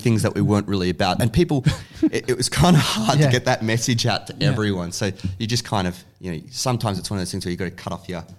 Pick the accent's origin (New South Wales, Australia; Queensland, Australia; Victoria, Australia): Victoria, Australia; Williamstown; I grew up like kind of Williamstown, Newport area.